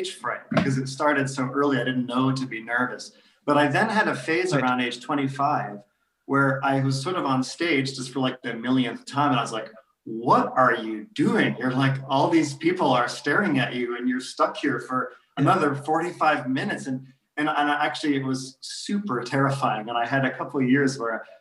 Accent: United States; now in London, United Kingdom; I'm American

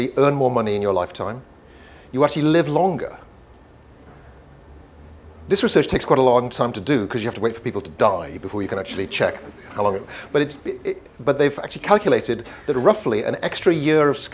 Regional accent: Wales, United Kingdom; first language Welsh; English is a second language; my mother tongue is Welsh

